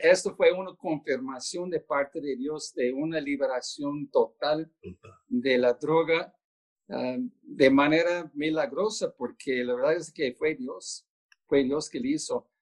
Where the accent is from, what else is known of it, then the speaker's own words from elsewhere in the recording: Baltimore, Maryland, United States; moved away as an adult; also born or lived in Albuquerque, New Mexico; yo no soy de Albuquerque, soy de Baltimore